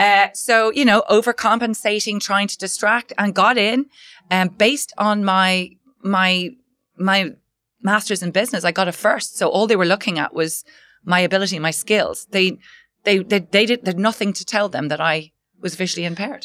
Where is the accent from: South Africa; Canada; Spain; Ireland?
Ireland; I was working as a management consultant in Dublin, Ireland. Um, I'm Irish.